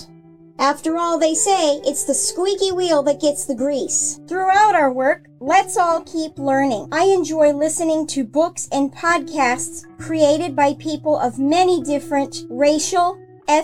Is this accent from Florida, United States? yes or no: yes; Florida, United States; I was born and raised in Florida